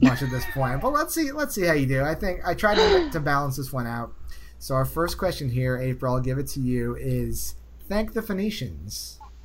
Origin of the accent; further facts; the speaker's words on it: Northeast, United States; I'm from the Northeast